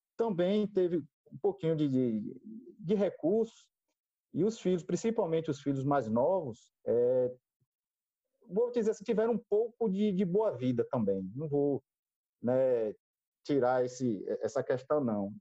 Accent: Ilhéus, Bahia, Brazil; born or raised there; also born or lived in Salvador / Itajuípe

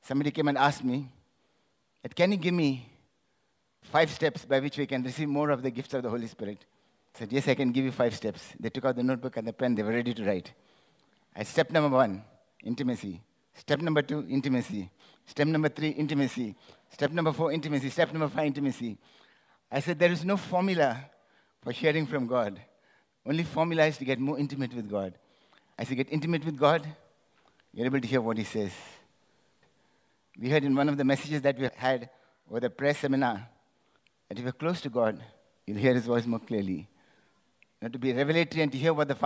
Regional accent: India; I'm from India.

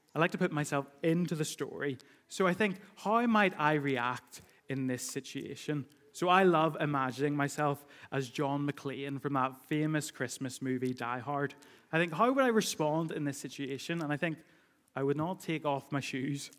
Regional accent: United Kingdom; we do that as British people

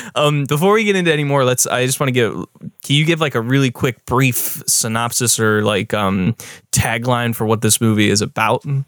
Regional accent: United States; as an American

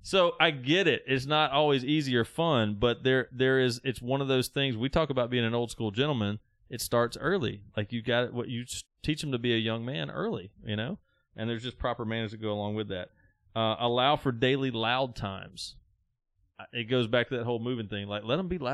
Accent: the South, United States; I was raised in the South

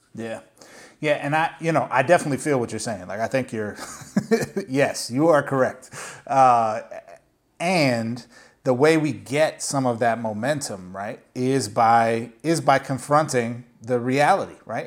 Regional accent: Minnesota, United States; growing up in Minnesota

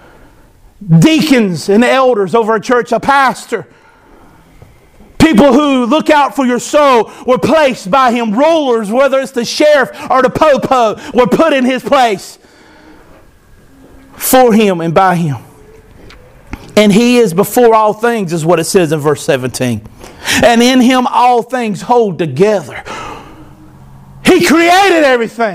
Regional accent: United States; I am an American

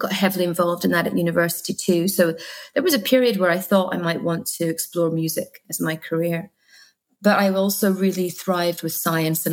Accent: Guernsey; also born or lived in Scotland; So I was born in Scotland, but we moved to Guernsey in the Channel Islands when I was two.

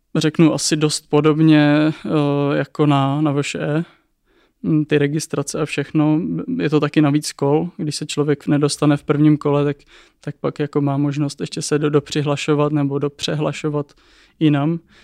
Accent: Czechia; jako Češi

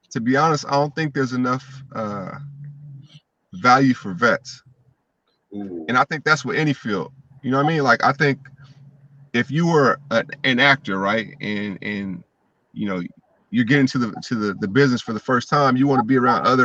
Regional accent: Seattle, Washington, United States; also born or lived in Los Angeles; So I was I was born in Seattle. I went to live in LA fourth and fifth grade. I came back to Seattle till eighth grade.

